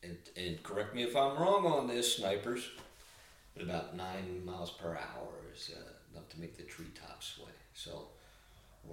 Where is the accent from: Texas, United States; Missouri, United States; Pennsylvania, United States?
Pennsylvania, United States; Philadelphia; We're both from Philadelphia. We went to high school together.